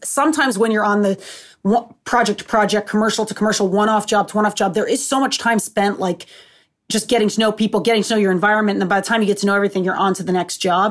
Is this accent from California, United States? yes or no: no; Seekonk, Massachusetts, United States; also born or lived in Rhode Island; I'm from Massachusetts, but I'm from Seekonk, so it's right on, like, the Rhode Island border